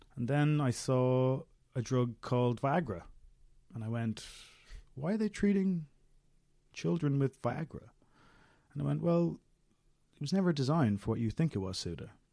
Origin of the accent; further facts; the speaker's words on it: Dublin, Leinster, Ireland; also born or lived in London; So I was born and brought up in Dublin